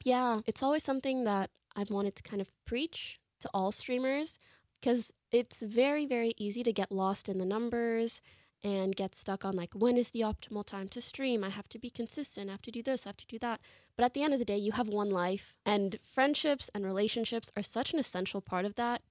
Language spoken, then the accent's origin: English; Canada; moved away as an adult; now in Los Angeles, United States; I come from Canada, that's where I grew up